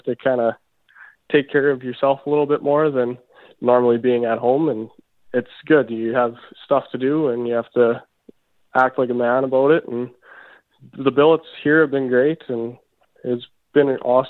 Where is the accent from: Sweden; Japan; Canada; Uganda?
Canada; Debden, Saskatchewan; I call home Debden, Saskatchewan. It's a small town, but 150 people, 200 people, and that's where I grew up.